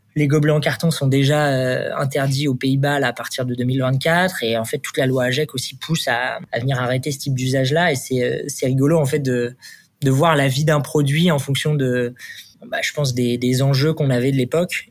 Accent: Le Havre, Normandy, France; moved away as an adult; also born or lived in Paris; Je viens de Normandie. je fais toutes mes études là-bas, ma prépa, et puis je suis arrivé en école d'ingé à Paris

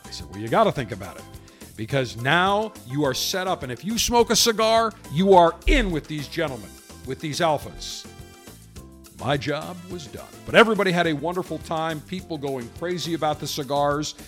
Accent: Buffalo, New York, United States; I grew up in Buffalo, right across from Canada

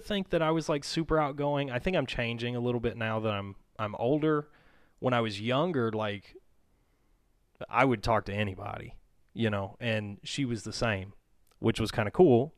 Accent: Mississippi, United States; moved away; I grew up in Mississippi. And my family moved here in two thousand nine.

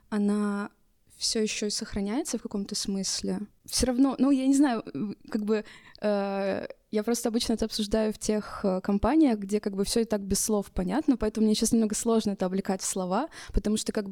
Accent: Russia; я могу представиться как квир-персона и как э, россиянка и русская

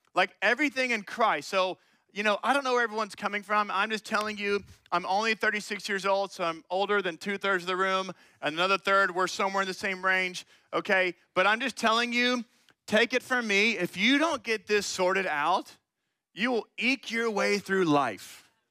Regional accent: Austin, Texas, United States; moved away as an adult; now in Bryan–College Station, United States; I'm actually from Austin and went to high school there

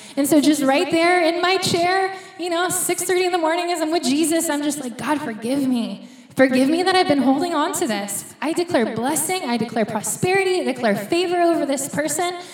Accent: United States; moved away; we're from the States

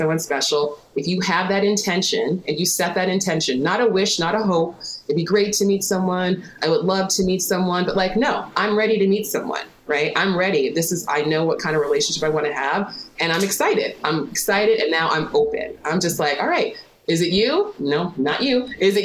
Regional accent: New York City, New York, United States; I grew up in New York City

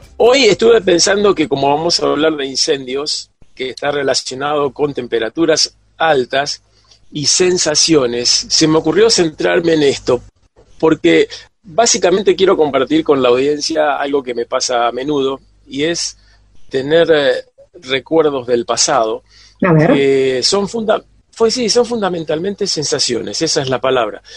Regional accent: Buenos Aires, Argentina; cuando era chico en el Colegio Salesiano en Buenos Aires

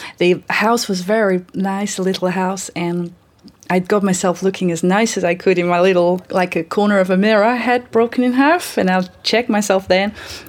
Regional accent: Vladivostok, Primorsky Krai, Russia; English is a second language; I live most of my life in Vladivostok in Russia. It was a hard town for me to live

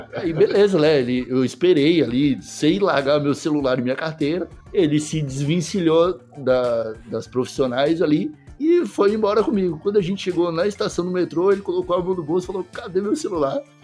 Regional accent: Brazil; como brasileiro

